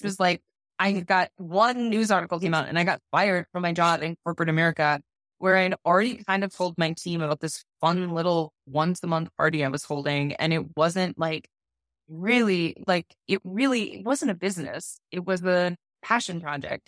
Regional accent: Wisconsin, United States; moved away as an adult; also born or lived in New York City / Denver, Colorado; I was born and raised in Wisconsin

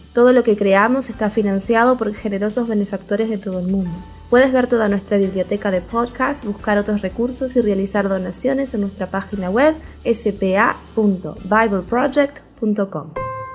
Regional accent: Uruguay; soy de Uruguay

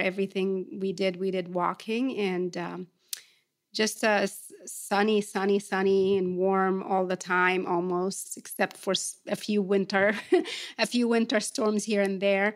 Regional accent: Port Said, Port Said Governorate, Egypt; now in Atlanta, United States; I grew up in Port Said, which is one of Egypt's cosmopolitan cities right on the Mediterranean.

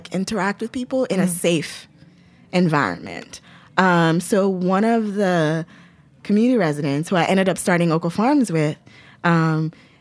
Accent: Lagos, Nigeria; now in New York City, United States; I grew up in Lagos, which is like a city.

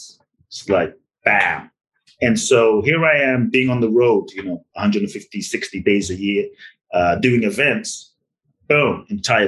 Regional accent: London, United Kingdom; moved away; I grew up in London, so I grew up with soccer

